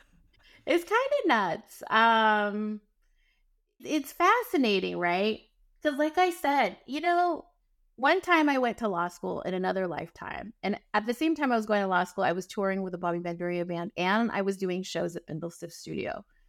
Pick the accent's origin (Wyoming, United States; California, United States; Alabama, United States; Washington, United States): California, United States; Northern; also born or lived in San Francisco; when I was transitioning from Southern California to come here to San Francisco and back home to Northern California